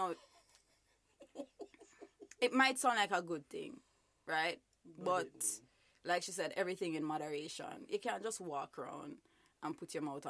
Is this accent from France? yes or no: no; Jamaica; growing up in Jamaica